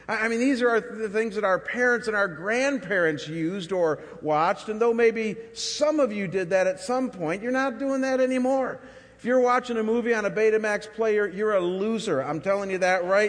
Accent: Chagrin Falls, Ohio, United States; moved away; my hometown of Chagrin Falls, Ohio

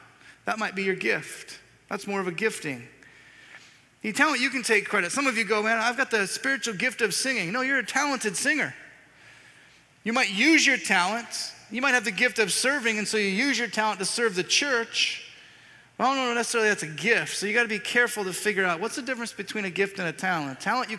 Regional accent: the South, United States; Well, here's my idea. I'm from the South. I want to boil up 200 pounds of crawfish, dump them out on the table, and then everyone comes out.

